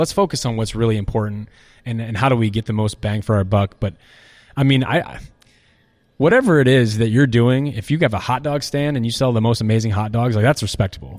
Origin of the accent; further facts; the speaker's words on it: Iowa City, Iowa, United States; moved away as an adult; I'm from Iowa City